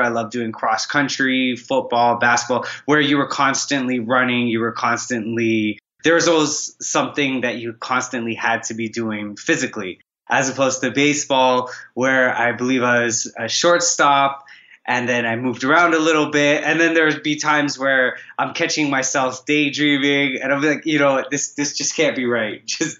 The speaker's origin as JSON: {"language": "English", "town": "Toronto", "region": "Ontario", "country": "Canada", "tie": "born or raised there", "also_born_or_lived": "Trinidad / Vancouver, Canada", "said": "Okay, so I spent a good amount of time in Toronto, Canada, Trinidad as well."}